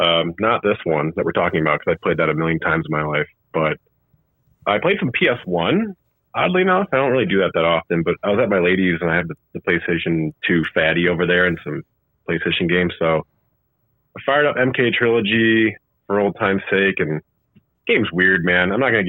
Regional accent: Chicago, Illinois, United States; growing up in Chicago

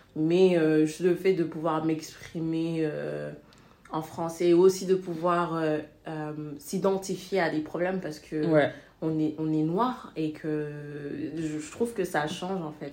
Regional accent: Senegal; also born or lived in France; now in Netherlands; je suis née et j'ai grandi au Sénégal

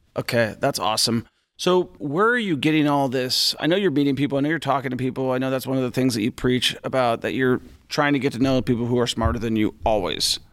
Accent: Washington, United States; my home state of Washington

